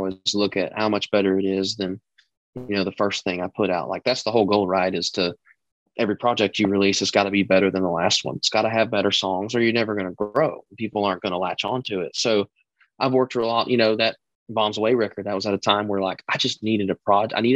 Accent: Texas, United States; moved away; I'm this kid from Texas who's trying to be a star

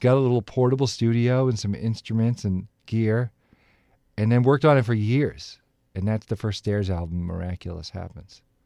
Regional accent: Dedham, Massachusetts, United States; Dedham is a, a place, a nice place to grow up. I loved growing up there.

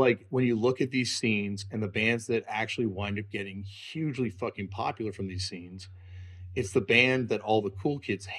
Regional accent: Canada; I'm saying this is like a settler white person, but like, you know, you define yourself as like, yeah. I'm not American and I'm not British. My parents left England. My dad left England and my grandparents left Scotland on my mom's side

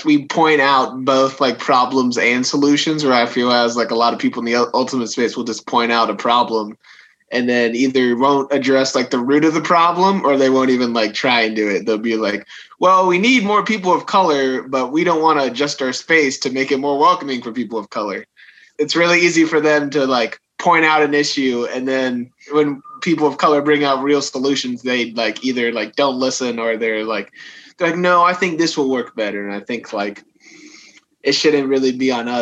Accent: Dallas, Texas, United States; I am from Dallas, currently with the Dallas Roughnecks

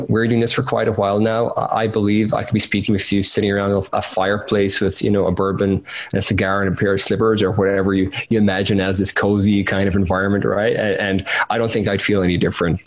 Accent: Cork, Munster, Ireland; I'm from Cork in Ireland

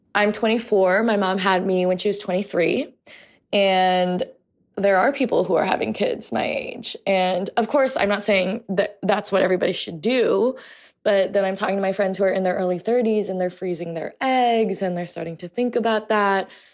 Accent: United States; also born or lived in New York City, New York / Portland, Oregon; we've grown up being catcalled on the streets of New York City. We've grown up with microaggressions and racism in Portland, Oregon and online

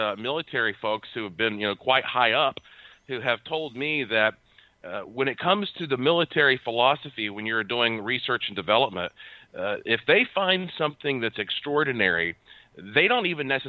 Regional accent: Asheville, North Carolina, United States; I was born and raised in Asheville, North Carolina

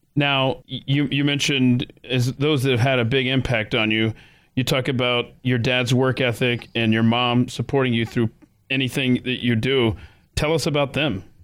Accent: Atlanta, Georgia, United States; I grew up in Atlanta, Georgia.

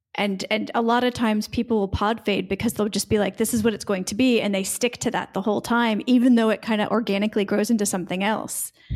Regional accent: United States; now in Split, Croatia; I am an American expat living in Split, Croatia

